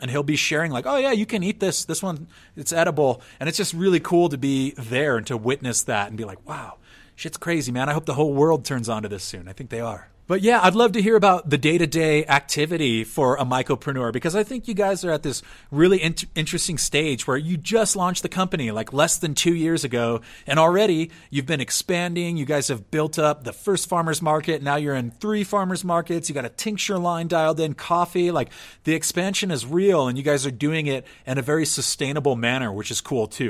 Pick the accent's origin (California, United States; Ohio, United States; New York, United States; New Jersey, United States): California, United States; San Diego; moved away; I'm born and raised in San Diego